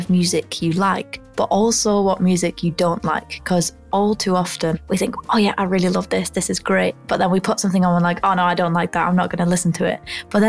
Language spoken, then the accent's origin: English; Ulverston, North West England, United Kingdom; now in London, United Kingdom; I'm originally from Ulverston, which is a really small town in the north of England, and I now live in London